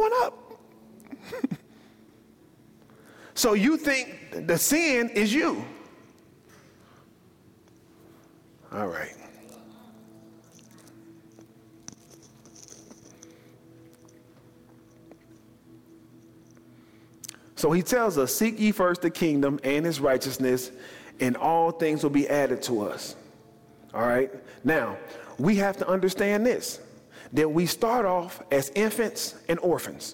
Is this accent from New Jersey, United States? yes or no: no; Chicago, Illinois, United States; I'm from Chicago